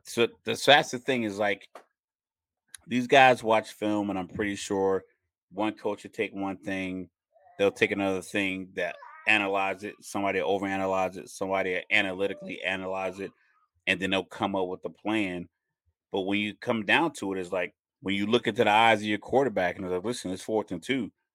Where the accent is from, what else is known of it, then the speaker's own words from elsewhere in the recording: Texas, United States; I was born in Texas